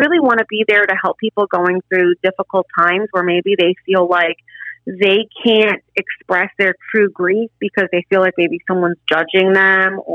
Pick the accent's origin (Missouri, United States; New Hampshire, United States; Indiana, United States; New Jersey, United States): New Jersey, United States; moved away as an adult; also born or lived in New York City; now in Apopka, United States; Growing up, I grew up in New Jersey